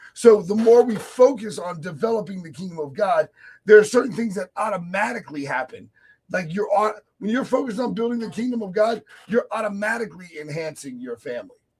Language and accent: English; Virginia, United States; my hometown in Virginia